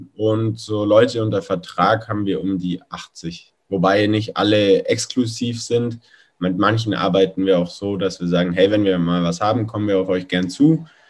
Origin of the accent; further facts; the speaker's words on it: Allgäu, Bavaria, Germany; Dann hatte ich bei uns im Allgäu so meine ersten Laufsteg-Jobs auf Modenschauen